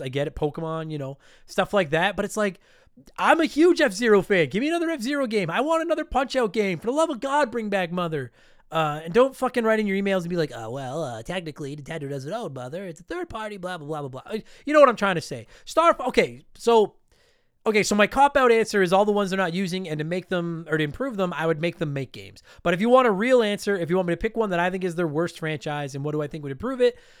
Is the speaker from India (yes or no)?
no; Canada; I am a proud Canadian